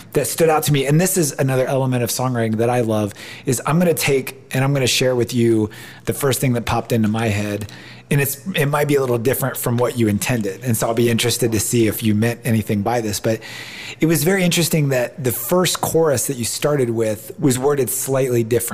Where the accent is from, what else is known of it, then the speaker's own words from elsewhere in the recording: Ohio, United States; moved away; I'm from Ohio, and I love living out here, but I'm far from my family